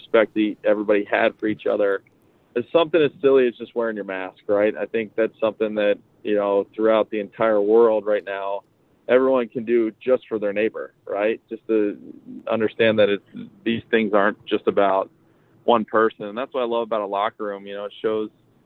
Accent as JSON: {"language": "English", "town": "Lock Haven", "region": "Pennsylvania", "country": "United States", "tie": "born or raised there", "moved": "yes", "lives_now": "Chicago, United States", "said": "in my hometown, we're building a state-of-the-art athletic facility for the youth in Lock Haven, Pennsylvania."}